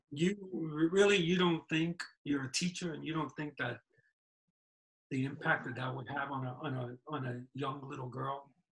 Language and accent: English; New York City, New York, United States; moved away; I was born and raised in New York City Mount Sinai Hospital